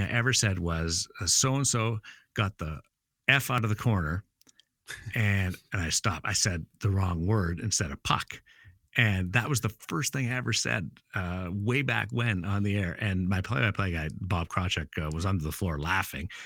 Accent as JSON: {"language": "English", "town": "Brandon", "region": "Manitoba", "country": "Canada", "moved": "yes", "lives_now": "Las Vegas, United States", "said": "I'm from Brandon"}